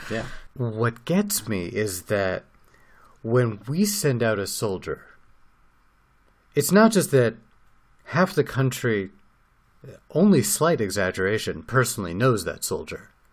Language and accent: English; United States; now in Israel; growing up as an American